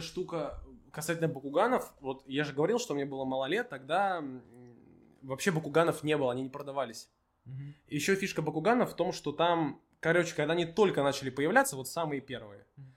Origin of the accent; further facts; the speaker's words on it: Moscow, Russia; мы москвичи, пишем в Москве